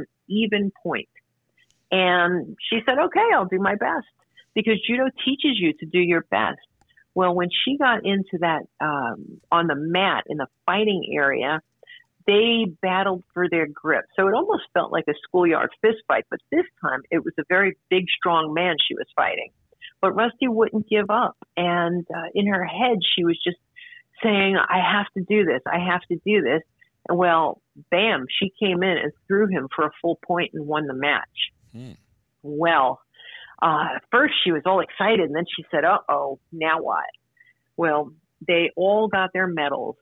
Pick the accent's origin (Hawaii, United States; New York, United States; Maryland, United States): New York, United States; New York City; we came from, we're from Brooklyn